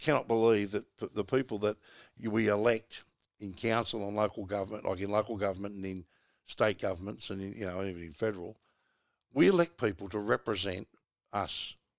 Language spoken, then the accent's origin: English; Australia; And I'm just a bloody like you, mate. We're just Aussie battlers who just like to get out and enjoy ourselves.